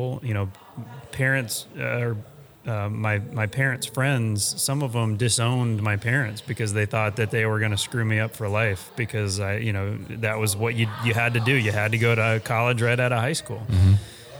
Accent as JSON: {"language": "English", "region": "Texas", "country": "United States", "tie": "born or raised there", "also_born_or_lived": "Colorado", "said": "I was born and raised in Texas"}